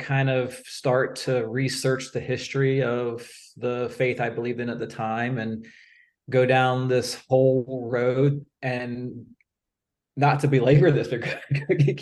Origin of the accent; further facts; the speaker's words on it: Virginia Beach, Virginia, United States; I'm from Virginia Beach